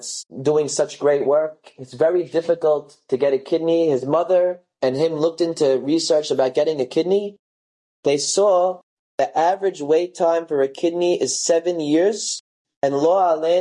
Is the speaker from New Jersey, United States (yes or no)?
yes; New Jersey, United States; when I'm young and growing up in New Jersey.